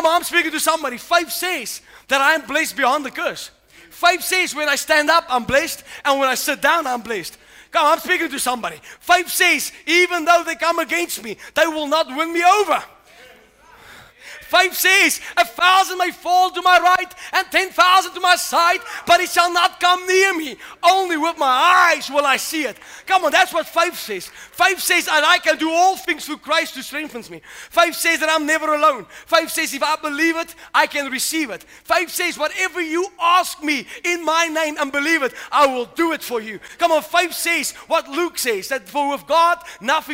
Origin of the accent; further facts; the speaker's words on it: South Africa; now in United States; I'm actually from South Africa.